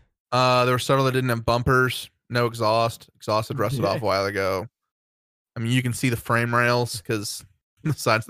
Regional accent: Ohio, United States; moved away as an adult; now in Michigan, United States; I'm from Ohio.

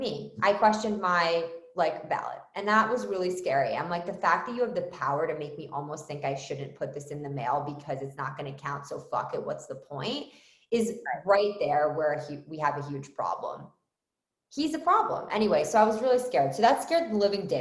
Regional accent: Philadelphia, Pennsylvania, United States; moved away as an adult; now in Canada; I'm Irish, Catholic, from Philadelphia, originally, that's where I was born.

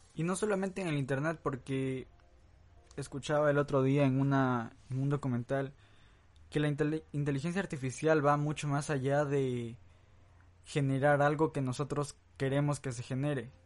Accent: Santo Domingo, Santo Domingo de los Tsáchilas, Ecuador; en mi país, Ecuador, en mi ciudad Santo Domingo

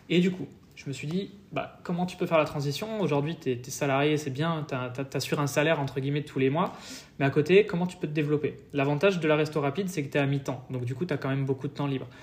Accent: France; moved away as an adult; also born or lived in Paris; now in Estonia

